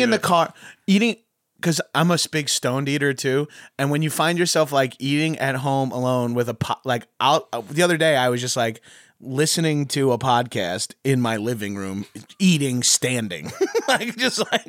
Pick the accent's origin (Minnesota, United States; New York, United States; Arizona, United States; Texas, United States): New York, United States; I'm from New York